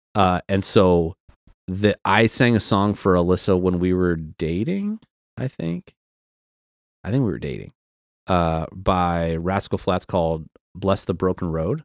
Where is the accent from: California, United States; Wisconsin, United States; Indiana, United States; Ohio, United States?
Ohio, United States; outside of Cleveland; moved away as an adult; also born or lived in Seattle; I grew up outside of Cleveland